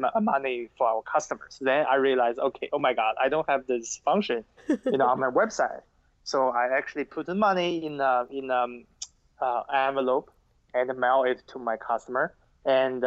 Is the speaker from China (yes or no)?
yes; China; now in United States; When I grew up in China